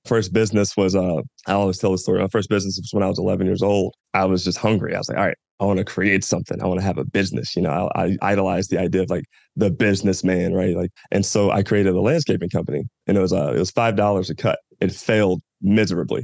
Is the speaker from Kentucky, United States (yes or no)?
yes; Louisville, Kentucky, United States; moved away as an adult; I'm from Louisville, Kentucky, born and raised. I was there for the first 18 years of my life.